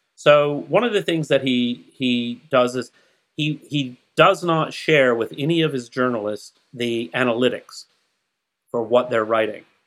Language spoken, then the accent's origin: English; Huntsville, Alabama, United States; where I grew up in Huntsville, Alabama